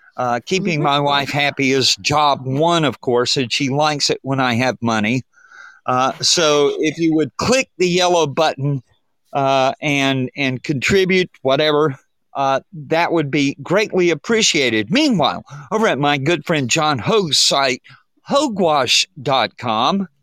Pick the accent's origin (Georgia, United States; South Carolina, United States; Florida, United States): Georgia, United States; Atlanta; the bakery down on Ponce de Leon Street in Atlanta. We would go there on, on for field trips uh, when we were kids